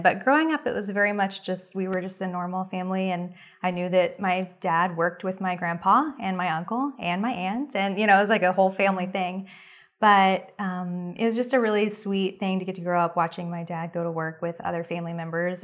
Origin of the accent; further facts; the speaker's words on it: Oklahoma City, Oklahoma, United States; also born or lived in New York City; I was raised in Oklahoma City, and I've lived there most of my life